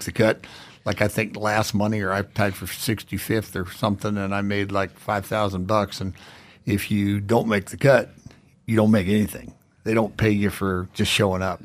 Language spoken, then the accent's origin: English; South Florida, United States; moved away as an adult; also born or lived in Georgia; now in Idaho, United States; grew up in South Florida